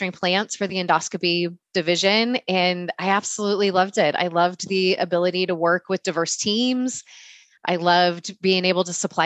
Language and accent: English; California, United States; I'm born and raised in California and have lived my whole life here